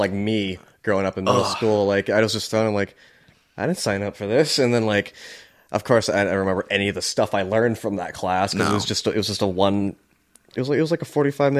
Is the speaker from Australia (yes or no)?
no; Philippines; dude, I'm Filipino. I just look like I speak Spanish.